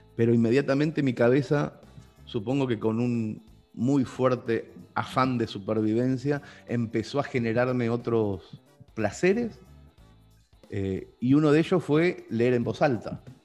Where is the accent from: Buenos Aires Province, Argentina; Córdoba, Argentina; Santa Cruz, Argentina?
Buenos Aires Province, Argentina; Mercedes; born or raised there; moved away as an adult; now in Spain